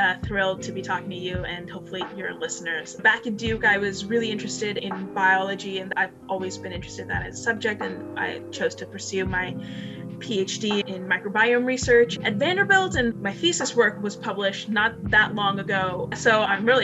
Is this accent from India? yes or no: yes; India; moved away; I was born in India